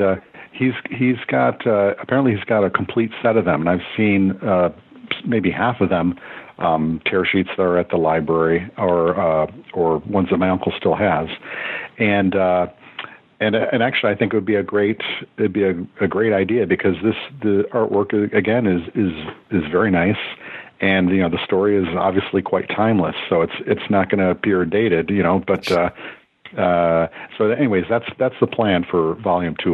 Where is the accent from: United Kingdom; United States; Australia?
United States; Western New York State; also born or lived in Michigan; I was born in Michigan, but my family had moved away to Western New York State by then